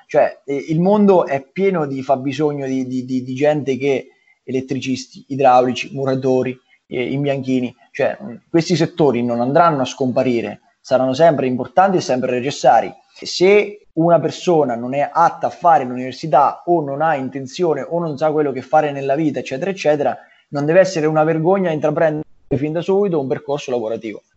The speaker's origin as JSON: {"language": "Italian", "region": "Marche", "country": "Italy", "also_born_or_lived": "Milan", "said": "sono dalle Marche"}